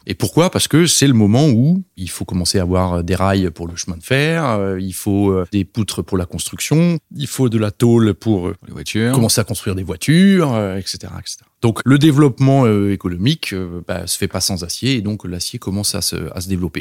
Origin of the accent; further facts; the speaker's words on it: Strasbourg, Grand Est, France; moved away as an adult; also born or lived in Paris; now in Brussels, Belgium; Originellement, je suis alsacien, je viens de Strasbourg, j'ai grandi là-bas avant d'aller à Paris pour l'école d'ingénieur